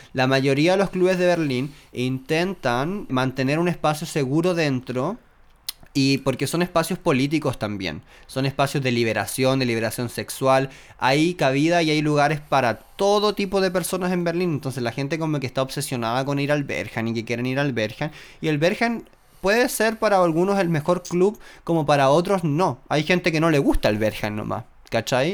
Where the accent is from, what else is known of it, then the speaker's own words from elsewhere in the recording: Chile; nosotros como chilenos